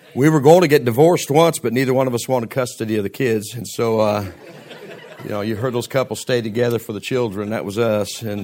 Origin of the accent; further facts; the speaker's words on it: United States; I'm also an American